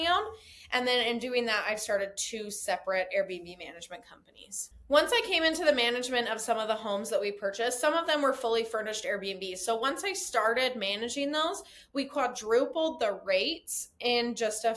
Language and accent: English; Utah, United States; I'm originally from Utah.